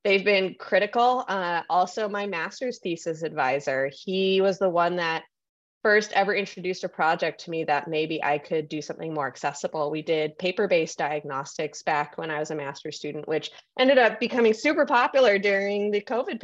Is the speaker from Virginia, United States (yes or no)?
no; San Francisco, California, United States; I am a San Francisco native. This is my hometown